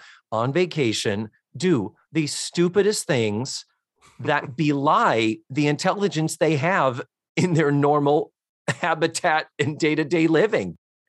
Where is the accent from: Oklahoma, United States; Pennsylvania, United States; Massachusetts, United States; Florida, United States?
Florida, United States; maybe because we're from Central Florida